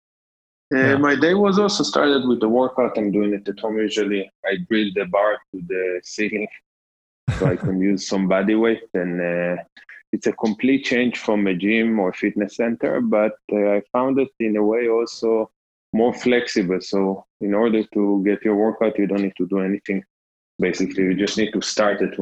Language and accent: English; Jerusalem, Jerusalem District, Israel; moved away as an adult; now in Berlin, Germany; I was born in Jerusalem, in Israel